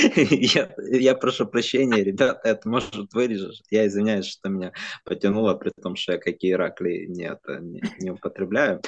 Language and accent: Russian; Ukraine; как украинец